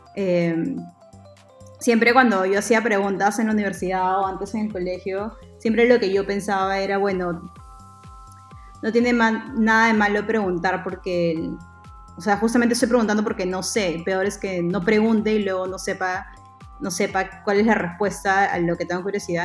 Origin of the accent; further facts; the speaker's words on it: Piura, Peru; moved away as an adult; also born or lived in Lima, Peru / San Francisco, United States; yo soy eh, de Piura, eh, en Perú